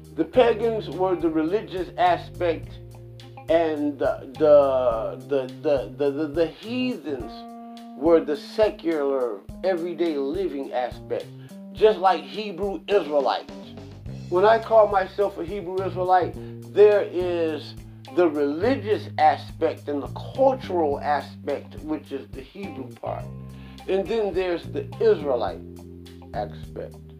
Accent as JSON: {"language": "English", "country": "United States", "said": "I am an American."}